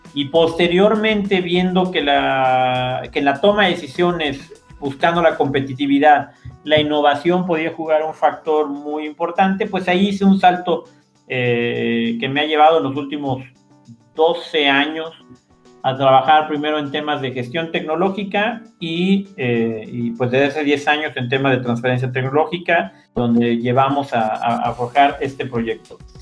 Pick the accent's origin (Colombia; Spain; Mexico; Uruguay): Mexico; Ixmiquilpan, Hidalgo; Yo crecí en Ixmiquilpan, estuve prácticamente ahí viviendo 18 años